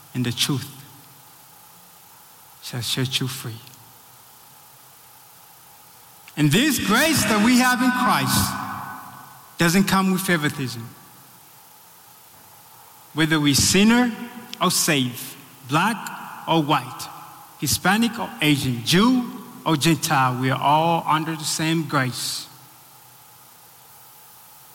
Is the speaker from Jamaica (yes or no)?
no; Tanzania; also born or lived in Burundi; now in United States; I'm from Burundi. It's in East Africa. Raised in Tanzania.